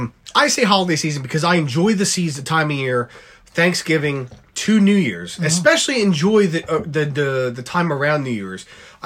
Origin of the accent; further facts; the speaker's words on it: Philadelphia area, Pennsylvania, United States; I'm from the Philadelphia area.